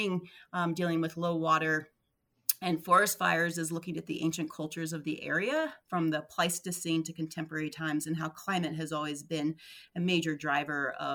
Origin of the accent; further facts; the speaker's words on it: Deep South, United States; moved away as an adult; also born or lived in Alaska / American Southwest; I grew up in the Deep South and I left there, went to college out west, made my way up to Alaska